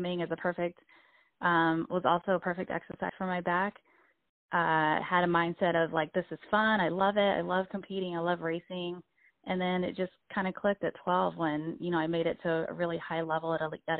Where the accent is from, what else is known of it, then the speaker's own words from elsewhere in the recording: Tampa, Florida, United States; also born or lived in San Juan, Puerto Rico; my family and I moved from Puerto Rico to Tampa, Florida when I was about 9 years old